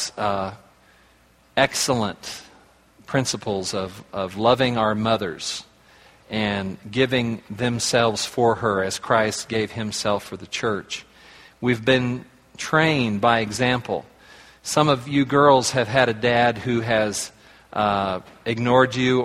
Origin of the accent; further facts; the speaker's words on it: Oklahoma, United States; I was raised in Oklahoma